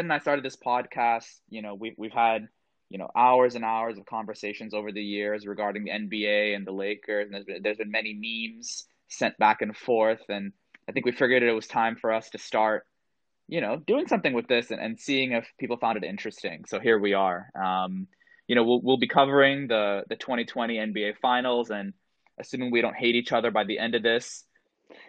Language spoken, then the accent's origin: English; Jakarta, Indonesia; I was actually born and raised in Jakarta, Indonesia.